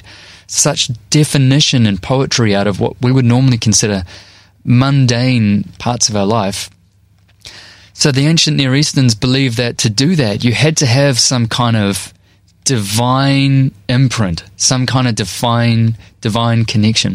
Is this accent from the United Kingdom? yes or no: no; North Shore, Auckland, New Zealand; I grew up on the North Shore by the beach in New Zealand, where it does not snow